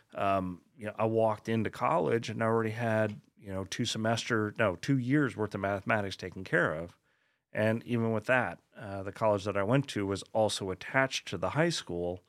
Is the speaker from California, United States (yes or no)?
no; Colorado, United States; moved away as an adult; also born or lived in West Orange, New Jersey / Long Island, New York; now in Texas, United States; we moved there when I was four. uh, and basically grew up there